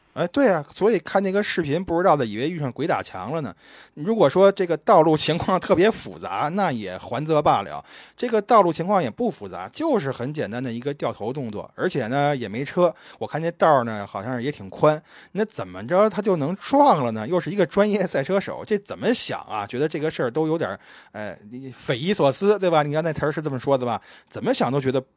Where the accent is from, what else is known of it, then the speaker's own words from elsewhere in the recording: Beijing, China; moved away; 我小时候游泳，我还拿过这个崇文区第一名的奖项呢